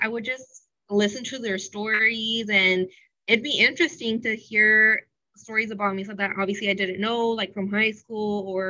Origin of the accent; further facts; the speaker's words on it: San Diego, California, United States; I'm from San Diego, and I feel like when we go to the grocery store, people recognize him, and I'm like, what the heck? I've been living here my whole life.